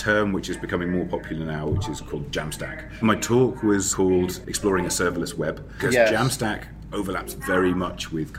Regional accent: London, United Kingdom; I come from London, and I work for a company who are actually based in San Francisco, so I work remotely from my own house.

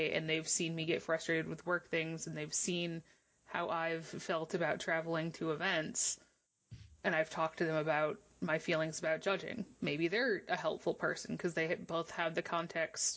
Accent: Michigan, United States; moved away; also born or lived in Boston; I lived in Boston. I'm from Michigan, though.

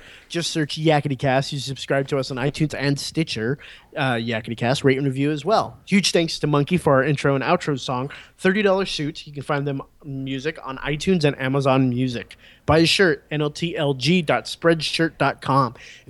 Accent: Memphis, Tennessee, United States; I'm from Memphis

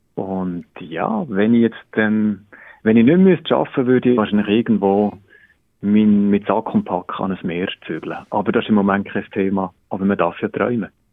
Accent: Biel, Bern, Switzerland; moved away as an adult; komme ursprünglich aus dem Kanton Bern

